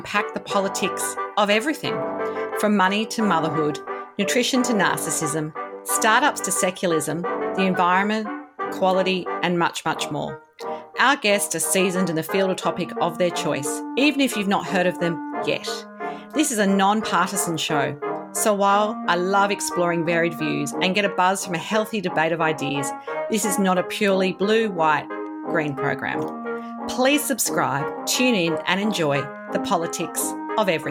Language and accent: English; Sydney, New South Wales, Australia; I grew up around Bronte